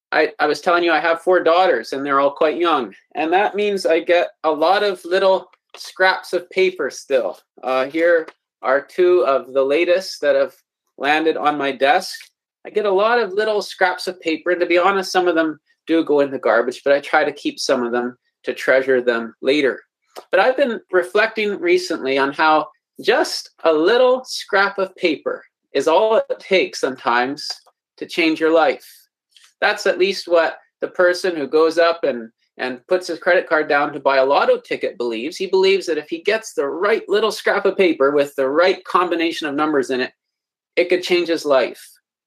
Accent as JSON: {"language": "English", "region": "Manitoba", "country": "Canada", "said": "from Manitoba, just above North Dakota, a little bit there."}